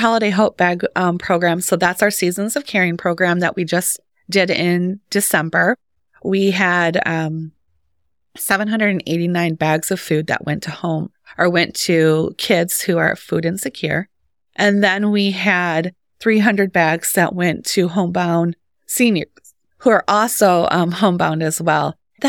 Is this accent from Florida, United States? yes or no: no; St. Johns, Michigan, United States; moved away; I'm a transplant, but not from far. I'm from Clinton County. So the St. John's area.